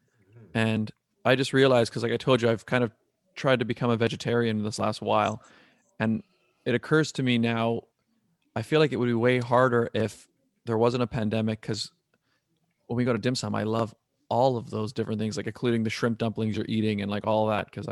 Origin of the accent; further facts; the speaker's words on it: Toronto, Ontario, Canada; I was born right downtown, and I grew up in North York.